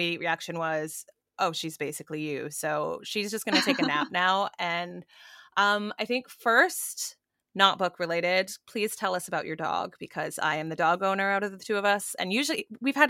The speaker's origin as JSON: {"language": "English", "country": "Canada", "said": "I'm Canadian"}